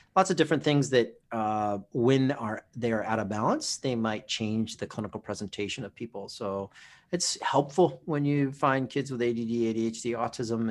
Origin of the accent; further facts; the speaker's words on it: Oahu, Hawaii, United States; moved away; also born or lived in Southern California; I grew up on Oahu